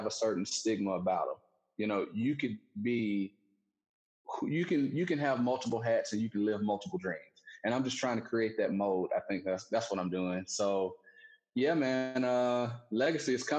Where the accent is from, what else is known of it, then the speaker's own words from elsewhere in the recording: Alabama, United States; growing up in Alabama, just pretty slow